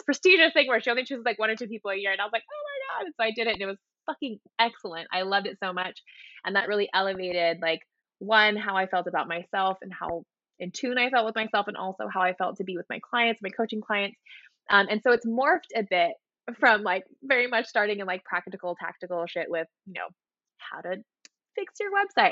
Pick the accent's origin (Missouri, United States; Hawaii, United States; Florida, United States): Hawaii, United States; moved away as an adult; now in Seattle, United States; I was born and raised in Hawaii